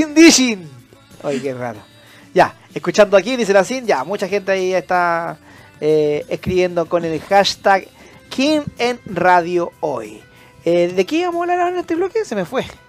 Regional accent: Antofagasta, Chile; moved away as an adult; now in Santiago, Chile; yo, por ejemplo, soy del norte, yo soy de Antofagasta, vivo, claro, llevo ya 15, 17 años viviendo en Santiago

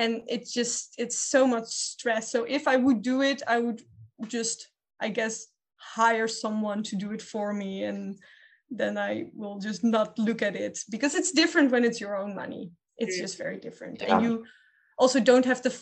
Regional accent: Amsterdam, North Holland, Netherlands; I grew up in the Red Light District in Amsterdam

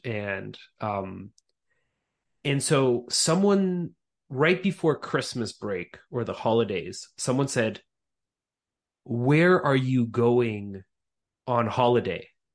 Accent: Montreal, Quebec, Canada; moved away as an adult; also born or lived in Austria / Crimea; now in United States; I was born in Austria of, uh, Ukrainian parents. So both my parents are from Crimea. We speak Russian at home. And, uh, so I immigrated to, to Montreal, uh, Quebec when I was about a year, maybe two years old.

